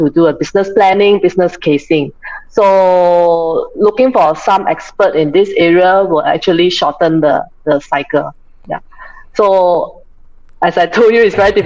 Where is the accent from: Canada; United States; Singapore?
Singapore; So I'm from Singapore. So how I started? I grew up in the typical Singaporean family of four.